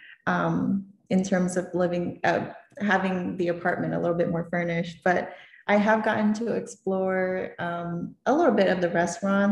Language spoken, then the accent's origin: English; Florida, United States; moved away as an adult; now in Maryland area, United States; growing up in Florida